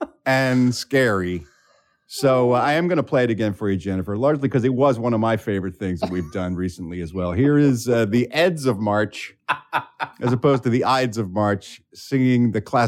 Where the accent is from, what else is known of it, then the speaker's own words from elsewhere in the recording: Philadelphia, Pennsylvania, United States; my hometown of Philadelphia, Pennsylvania